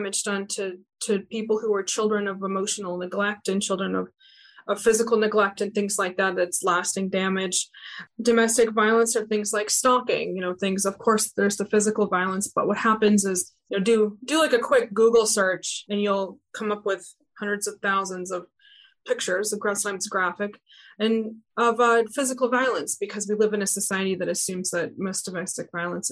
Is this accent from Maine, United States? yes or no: yes; Maine, United States; now in Louisiana, United States; I'm not from here. I'm from Maine.